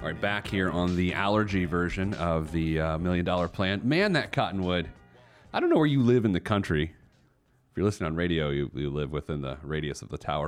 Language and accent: English; Indianapolis, Indiana, United States